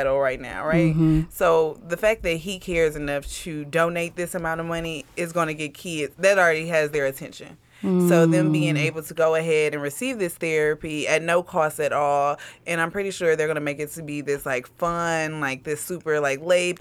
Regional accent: Milwaukee, Wisconsin, United States; moved away as an adult; now in Madison, United States; We are a couple from Milwaukee, Wisconsin

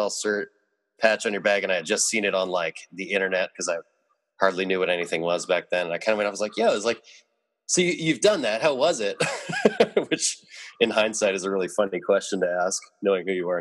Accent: Seattle, Washington, United States; moved away as an adult; also born or lived in New York; I grew up in Seattle, was born here, et cetera, but then, you know, I lived out in New York for like 11 years

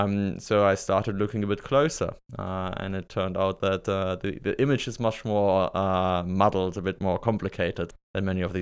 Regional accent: Germany; So I grew up in Germany as the son, grandson, great-grandson of Lutheran pastors, actually.

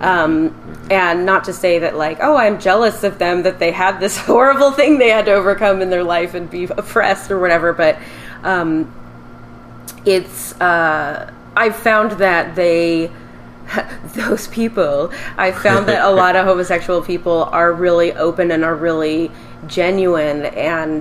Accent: Richland, Washington, United States; now in Los Angeles, United States; I grew up in Richland, Washington, which is a pretty small town

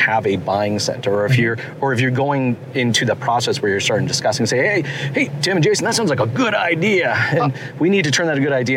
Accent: Toronto, Ontario, Canada; I come from Toronto

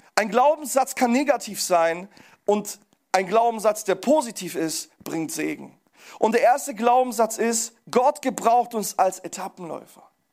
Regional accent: Pforzheim, Baden-Württemberg, Germany; ich komme aus Pforzheim

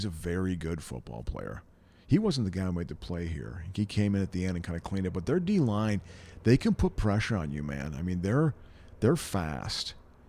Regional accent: East Coast, United States; You know, I grew up in the East Coast in the late 70s.

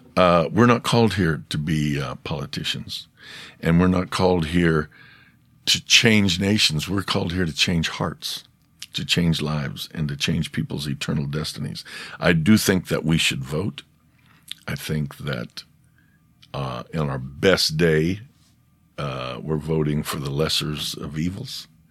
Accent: United States; I'm American.

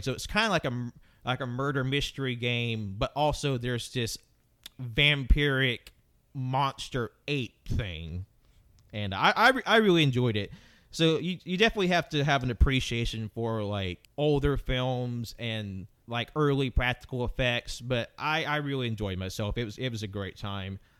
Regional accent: the South, United States; I grew up in the South

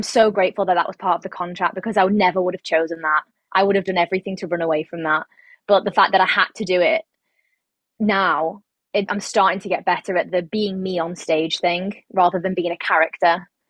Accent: England, United Kingdom; I'm from England.

